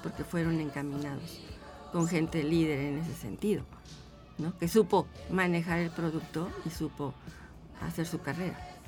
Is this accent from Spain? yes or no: no; Mexico City, Mexico; yo soy de Ciudad de México